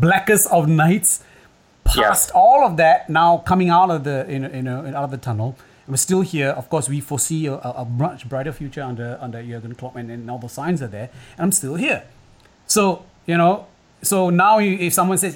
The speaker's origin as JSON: {"language": "English", "country": "Singapore", "said": "I'm not English, right? I'm in Singapore. I'm Singaporean."}